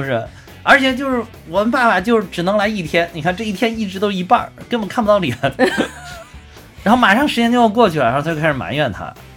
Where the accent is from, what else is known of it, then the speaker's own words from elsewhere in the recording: China; 我们中国人